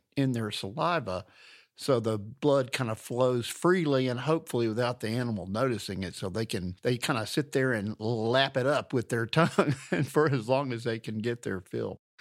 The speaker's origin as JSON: {"language": "English", "area": "Louisiana and Alabama", "region": "the South", "country": "United States", "tie": "born or raised there", "moved": "yes", "said": "I grew up in the South and Louisiana and Alabama"}